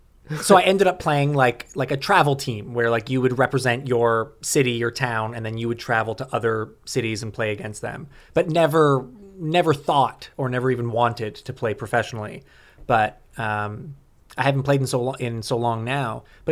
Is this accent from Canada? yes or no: yes; Canada; born or raised there; now in Los Angeles, United States